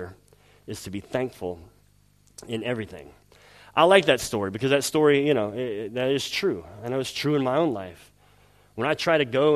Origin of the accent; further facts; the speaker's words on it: the South, United States; moved away; I'm from the South in the United States